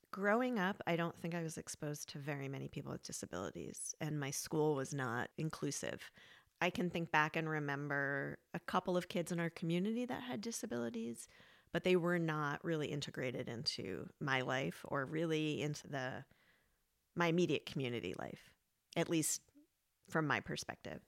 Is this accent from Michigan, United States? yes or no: no; New York, United States; now in Vermont, United States; I'm from New York